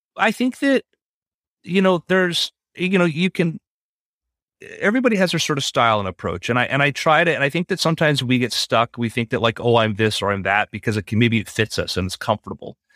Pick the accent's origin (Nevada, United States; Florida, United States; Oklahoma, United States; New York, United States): Florida, United States; South; I grew up in South Florida